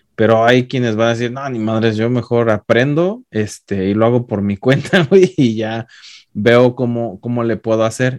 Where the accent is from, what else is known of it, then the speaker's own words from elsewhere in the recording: Mexico; now in United States; yo siendo mexicano